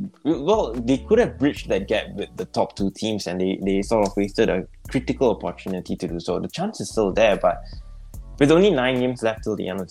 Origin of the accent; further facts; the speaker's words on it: Singapore; my bias as a Singaporean